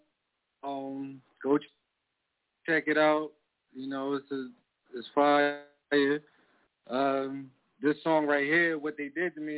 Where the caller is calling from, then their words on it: Philadelphia, Pennsylvania, United States; I'm calling from Philly